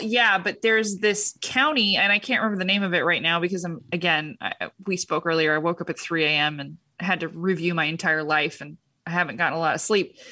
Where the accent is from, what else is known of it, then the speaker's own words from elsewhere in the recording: Huntington Beach, California, United States; I was raised in Huntington Beach.